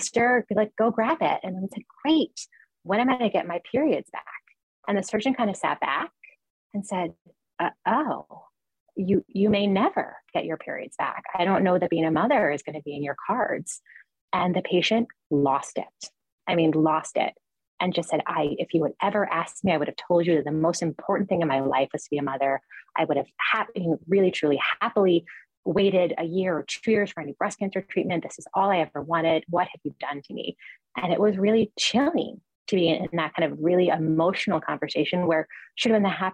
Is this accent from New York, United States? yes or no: yes; New York, United States; I'm a New Yorker and I always leave New York and come back